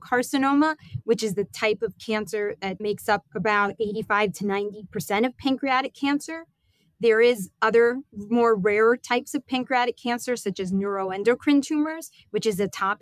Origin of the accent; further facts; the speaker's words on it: New York, United States; I am from New York, born and raised